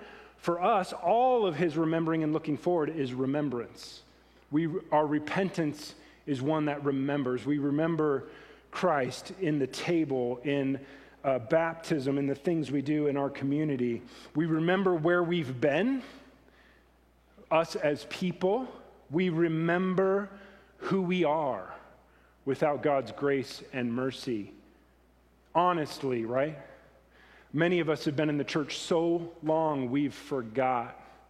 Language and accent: English; Oregon, United States; also born or lived in California; now in Greeley, United States; I'm starting to become more Weld County and Greeley than I am, I'm from Oregon and California.